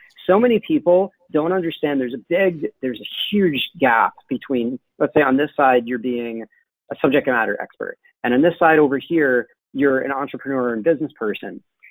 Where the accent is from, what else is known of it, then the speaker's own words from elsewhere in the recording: Brooklyn, New York, United States; So I'm originally from Brooklyn. I don't sound like it because I grew up in the suburbs where we're taught a nice non-regional dialect